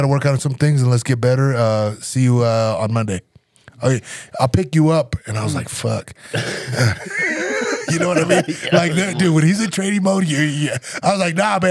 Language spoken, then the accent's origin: English; Nebraska, United States; moved away as an adult; I'm from Nebraska